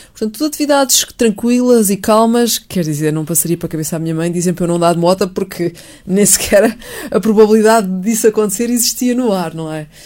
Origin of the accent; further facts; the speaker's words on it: Montijo, Setúbal, Portugal; moved away as an adult; also born or lived in Lisbon; Eu nasci em Montijo, vivi sempre no Montijo